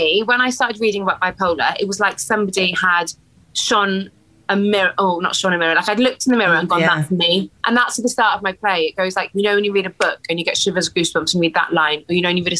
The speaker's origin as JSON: {"language": "English", "region": "Wales", "country": "United Kingdom", "said": "because I'm Welsh, so"}